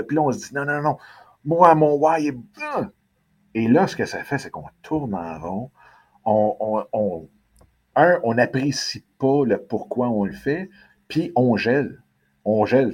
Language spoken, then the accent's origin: French; Quebec, Canada; la ville où est-ce que je suis, qui est ma ville natale